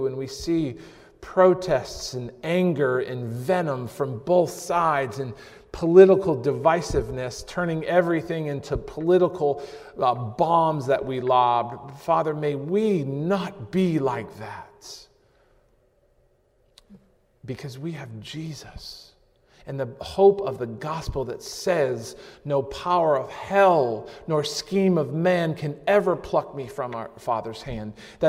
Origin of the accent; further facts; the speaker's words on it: New England, United States; Growing up in New England, going to camp in upstate New York in the Adirondack Park